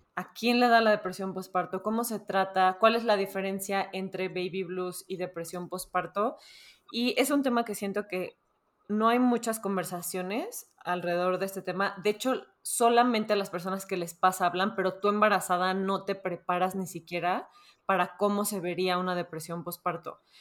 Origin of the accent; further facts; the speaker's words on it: Mexico; como buenos mexicanos